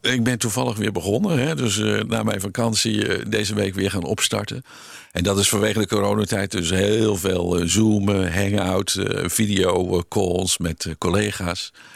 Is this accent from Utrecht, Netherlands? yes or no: no; Haastrecht, South Holland, Netherlands; in het dorp waar ik geboren ben, in Haastrecht